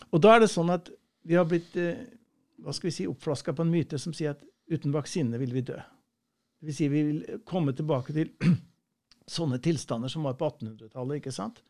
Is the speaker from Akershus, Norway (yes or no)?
no; Nærøy, Namdalen, Trøndelag, Norway; accent: trønder; jeg er fra Namdalen